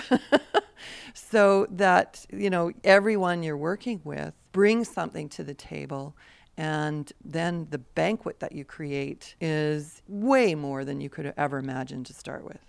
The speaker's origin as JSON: {"language": "English", "town": "Peace River", "region": "Alberta", "country": "Canada", "tie": "born or raised there", "said": "I grew up in Peace River, Alberta"}